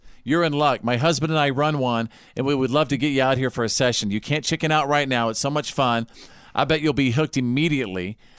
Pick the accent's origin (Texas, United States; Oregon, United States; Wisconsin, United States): Texas, United States; Listen, I'm from Texas, everybody